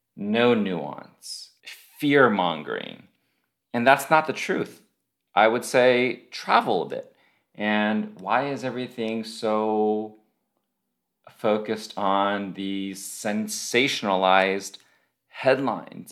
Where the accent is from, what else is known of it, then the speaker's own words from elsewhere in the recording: United States; we are American